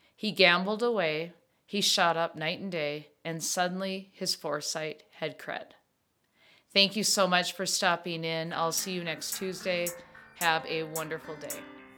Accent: Minnesota, United States; I come from Minnesota family, and thank yous are so big that we always write thank yous

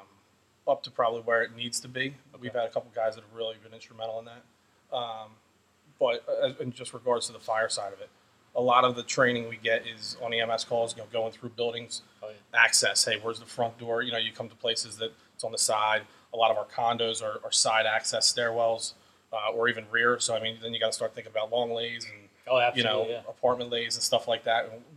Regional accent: Wildwood Crest, New Jersey, United States; I grew up in Wildwood Crest, the town just south of here.

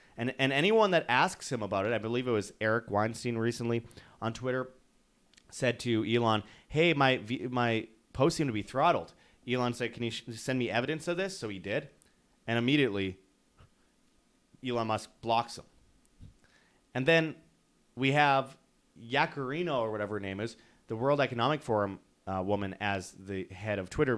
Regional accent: Canada; as a Canadian

